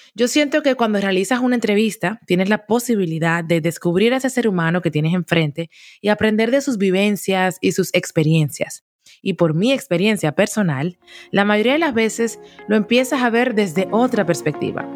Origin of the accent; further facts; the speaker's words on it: Dominican Republic; moved away as an adult; also born or lived in Barcelona, Spain; República Dominicana, mi país natal. Así es que ya sabes que soy dominicana hasta la tambora